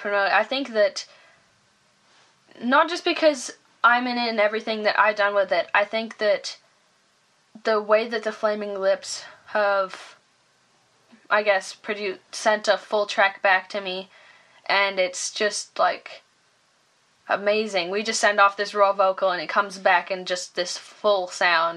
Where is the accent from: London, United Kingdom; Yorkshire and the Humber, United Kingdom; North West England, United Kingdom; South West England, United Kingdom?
Yorkshire and the Humber, United Kingdom; Leeds; we grew up in Leeds